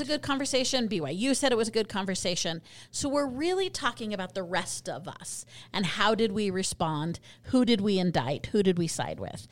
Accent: Colorado, United States; now in Utah, United States; I'm from Colorado

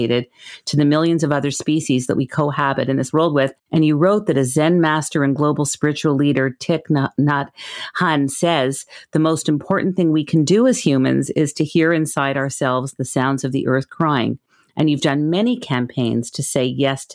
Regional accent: Montreal, Quebec, Canada; a very dear childhood friend who I grew up with in Montreal

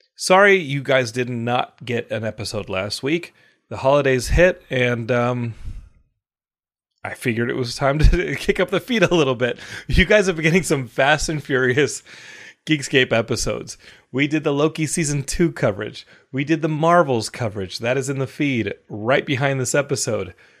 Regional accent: Austin, Texas, United States; now in Los Angeles, United States; When people ask me about my Spanish and I grew up in Austin, I say, I speak English

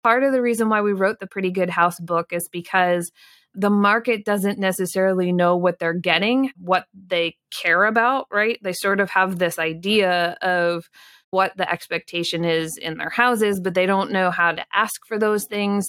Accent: Pennsylvania, United States; I grew up in Pennsylvania.

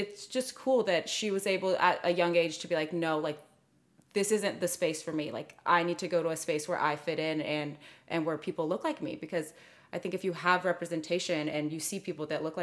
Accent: Clovis, California, United States; also born or lived in Fresno, California; I grew up in Fresno until I was like 8, and then, which is like a very more diverse place. And then I moved to Clovis, which is very white

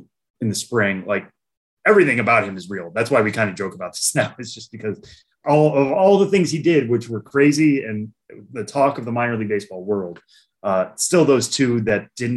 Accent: Massachusetts, United States; growing up in Massachusetts

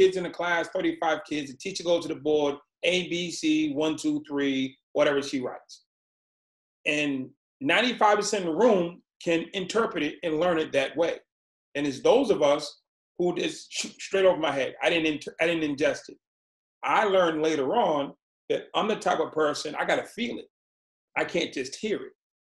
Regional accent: Boston, Massachusetts, United States; I was born in Boston, Massachusetts, and my mom had six kids

